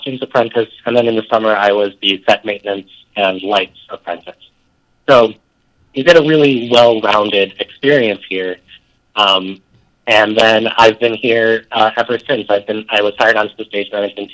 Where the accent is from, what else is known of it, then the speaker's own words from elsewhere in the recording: Rochester, New York, United States; I grew up in Rochester, New York